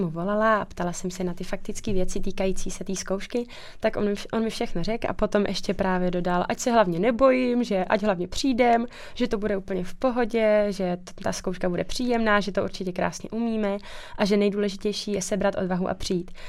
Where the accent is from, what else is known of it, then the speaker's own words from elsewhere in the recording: Czechia; moved away as an adult; now in Plzeň, Czech Republic; já pocházím z Podkrkonoší, to je odsud asi pět hodin